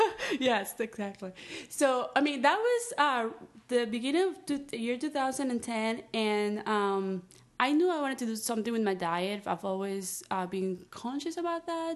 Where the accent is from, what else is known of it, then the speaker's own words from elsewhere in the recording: Peru; also born or lived in Florida, United States; now in Los Angeles, United States; born and raised in Peru